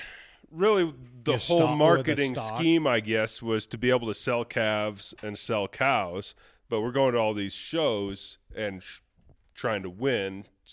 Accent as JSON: {"language": "English", "region": "Iowa", "country": "United States", "tie": "born or raised there", "said": "So I grew up in Western Iowa on a cattle farm."}